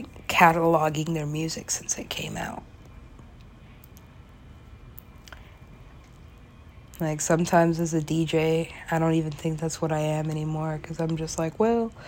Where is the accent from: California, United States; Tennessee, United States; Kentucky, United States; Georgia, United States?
California, United States; Los Angeles; moved away as an adult; now in New York City, United States; that's pretty much my hometown. I wasn't born there, but I was halfway raised there. I was potty trained there. Went to college there. L.A.